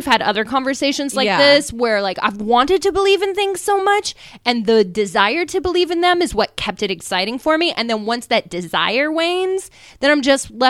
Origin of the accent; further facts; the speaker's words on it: Midwest, United States; Max, my partner, and I grew up in the Midwest.